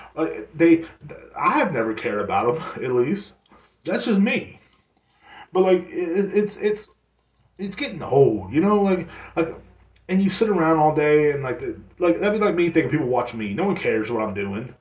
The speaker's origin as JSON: {"language": "English", "country": "United States", "tie": "born or raised there", "said": "every person in my hometown, I don't know if this goes for everywhere, I guess, here in America"}